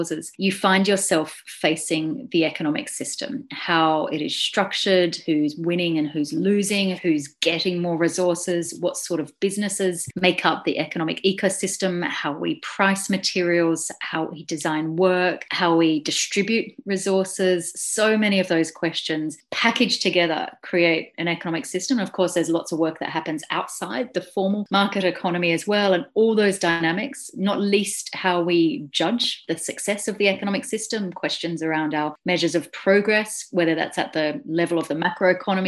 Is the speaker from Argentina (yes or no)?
no; Australia; moved away as an adult; now in Glasgow, United Kingdom; I'm Australian.